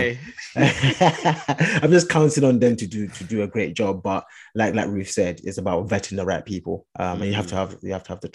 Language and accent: English; London, United Kingdom; I'm from Hackney